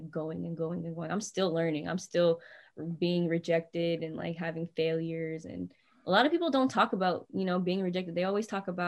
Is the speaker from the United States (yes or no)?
yes; North Carolina, United States; now in Bay Area, United States; And they're like, You're not from here, are you? I was like, No, I'm from North Carolina.